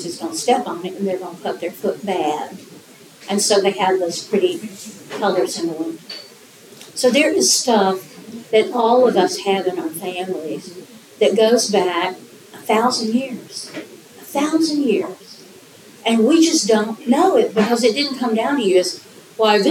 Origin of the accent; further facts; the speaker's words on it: Appalachia, United States; I'm from Appalachian, kitchens